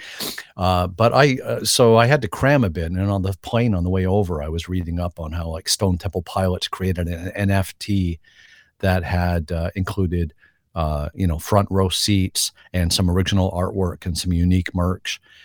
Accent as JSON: {"language": "English", "country": "Canada"}